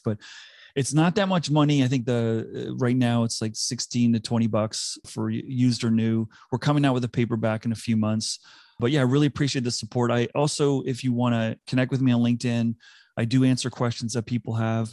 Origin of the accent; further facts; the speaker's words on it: South Africa; accent: South African; moved away; also born or lived in United States / Singapore / Vancouver; I grew up in South Africa. I had to adapt and was m, teased mercilessly when I moved to the U S 'cause I had a very strong South African accent.